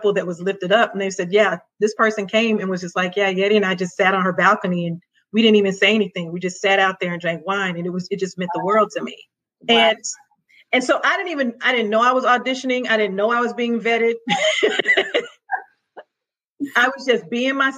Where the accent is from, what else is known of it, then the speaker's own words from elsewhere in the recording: the South, United States; now in Maryland, United States; Not only did I grow up Baptist, I grew up National Baptist in the South.